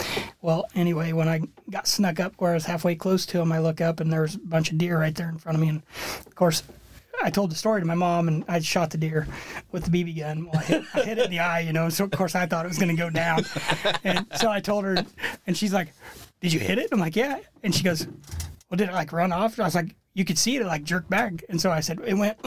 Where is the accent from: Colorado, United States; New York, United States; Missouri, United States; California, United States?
Missouri, United States; Burlington Junction; moved away; I grew up in Burlington Junction, Missouri